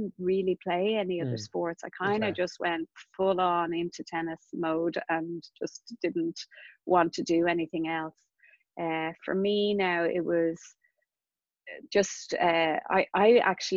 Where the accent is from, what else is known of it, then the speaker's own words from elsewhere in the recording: Castleknock, Leinster, Ireland; I grew up in Castleknock